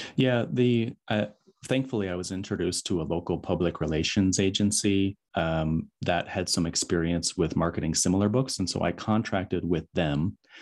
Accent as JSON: {"language": "English", "region": "West Michigan", "country": "United States", "tie": "born or raised there", "moved": "yes", "said": "my hometown in West Michigan"}